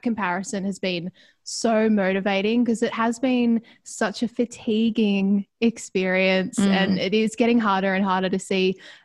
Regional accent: Ballarat, Victoria, Australia; also born or lived in Melbourne; I grew up in Ballarat.

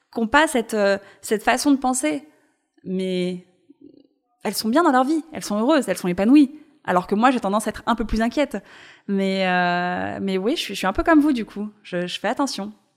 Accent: Paris, Île-de-France, France; Je suis née à Paris, j'ai grandi à Paris

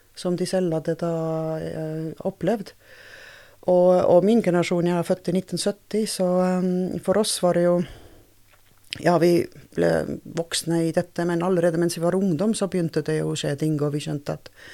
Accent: Tartu, Tartu County, Estonia; Norwegian is a second language; moved away as an adult; now in Norway; jeg er fra Estlands nest største by, så jeg er en byjente

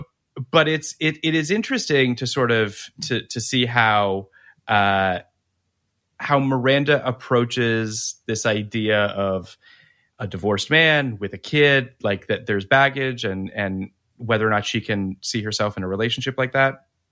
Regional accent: Canada; as a Canadian

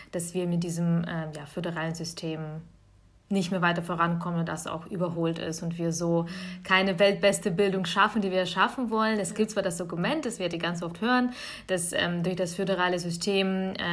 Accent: Bavaria, Germany; Das kommt meistens aus meinem Heimatbundesland äh, Bayern.

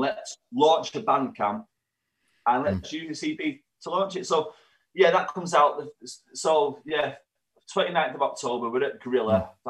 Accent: Warrington, North West England, United Kingdom; also born or lived in Manchester; we're from Warrington, but Manchester's our home town

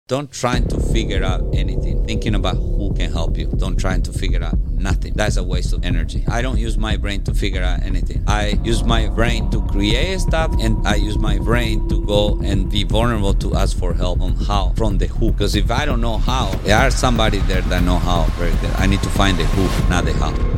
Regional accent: Paraguay; moved away; I'm from Paraguay. It's a little country in South America. and one moment, Paraguay was maybe the second poorest country in Latin America, uh, beside Haiti. Uh, then I grew up in the middle of the woods in Paraguay

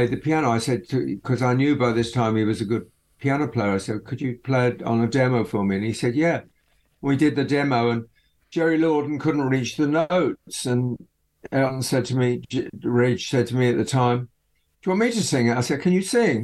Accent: Eastbourne, South East England, United Kingdom; I grew up around there. I grew up in Eastbourne.

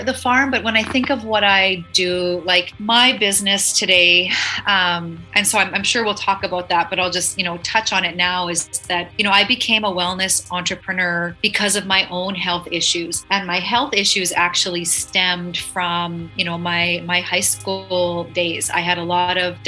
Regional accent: Saskatchewan, Canada; I am born, raised Canadian. Yeah, I'm actually from agricultural province called Saskatchewan. So grew up in a small farming community

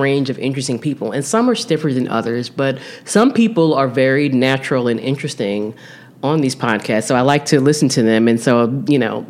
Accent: South Jersey near Philadelphia, New Jersey, United States; also born or lived in Newark, New Jersey; when I was an infant, they moved to South Jersey

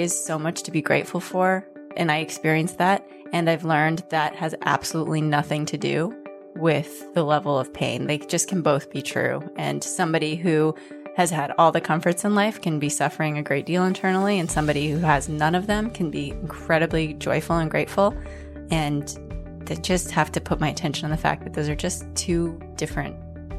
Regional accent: Denver, Colorado, United States; now in Berkeley, United States; Denver, Colorado.

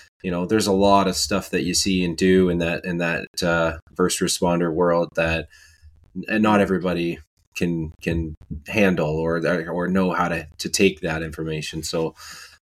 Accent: Canada; I'm from Canada

